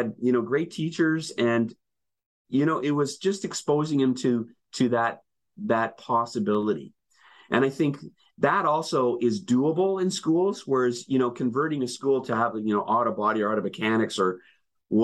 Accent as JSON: {"language": "English", "town": "Winnipeg", "region": "Manitoba", "country": "Canada", "tie": "born or raised there", "moved": "yes", "said": "I'm originally from Winnipeg. I went to what was called the vocational school."}